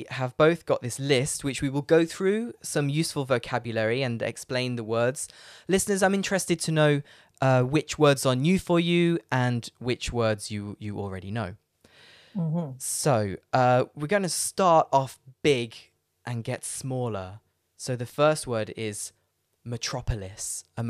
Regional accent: Leicester, East Midlands, United Kingdom; Like, for example, I'm from Leicester, which is a city

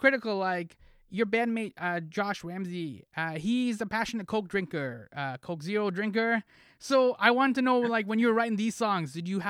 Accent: Toronto, Ontario, Canada; So I'm from Toronto.

